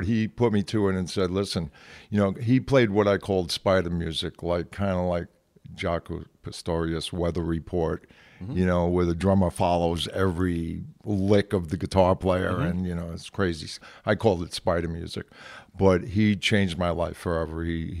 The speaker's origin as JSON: {"language": "English", "town": "Brooklyn", "region": "New York", "country": "United States", "said": "I'm from Brooklyn. He was from the Bronx."}